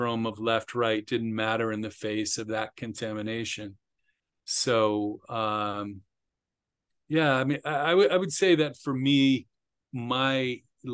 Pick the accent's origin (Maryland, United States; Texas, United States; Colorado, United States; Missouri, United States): Maryland, United States; Bethesda; I grew up just outside Washington, D.C. in Bethesda, Maryland